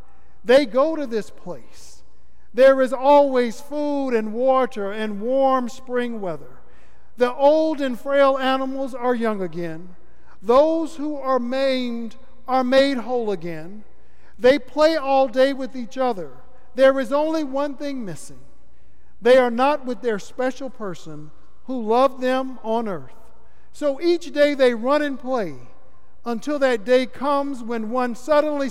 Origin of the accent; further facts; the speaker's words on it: Florida, United States; my home state of Florida